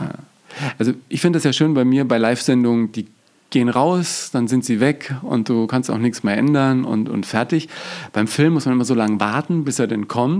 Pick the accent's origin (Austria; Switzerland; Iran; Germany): Germany; bei uns in Deutschland